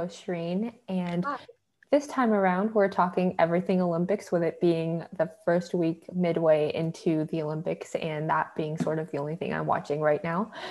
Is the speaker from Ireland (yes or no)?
no; Vancouver, British Columbia, Canada; I was born in Vancouver too